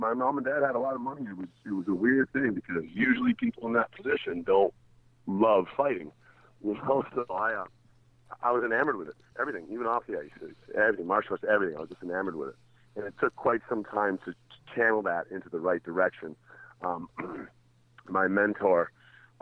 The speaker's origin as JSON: {"language": "English", "town": "Calgary", "region": "Alberta", "country": "Canada", "tie": "born or raised there", "also_born_or_lived": "Toronto, Ontario", "said": "I left Toronto when I was 5 years old and went to Calgary"}